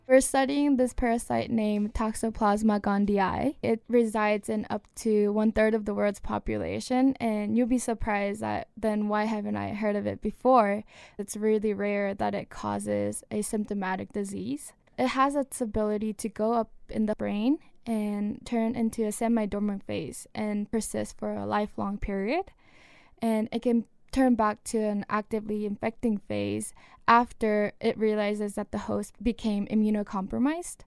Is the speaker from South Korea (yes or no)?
yes; South Korea; moved away; I grew up in Korea, South Korea